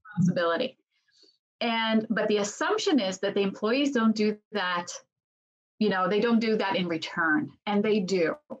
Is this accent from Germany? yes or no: no; Israel; I was born and raised in Israel